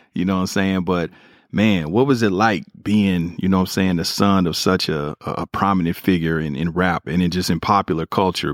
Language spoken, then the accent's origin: English; Kansas City, United States; growing up in Kansas City